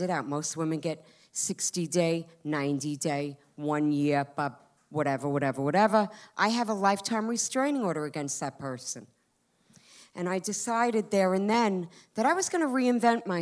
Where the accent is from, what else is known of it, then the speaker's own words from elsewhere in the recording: Long Island, New York, United States; moved away as an adult; I'm from Long Island